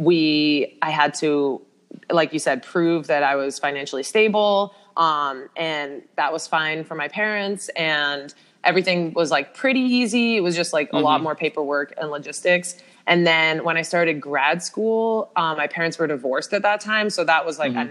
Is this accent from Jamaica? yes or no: no; Canada; now in Orlando, United States; I am from Canada